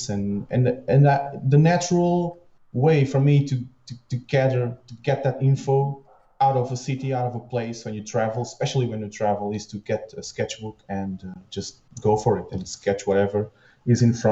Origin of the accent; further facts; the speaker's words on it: Lisbon, Portugal; now in Torres Vedras, Portugal; So I was raised in Lisbon, but my whole family lives here, so it was a natural move to be here in Torres Vedras as well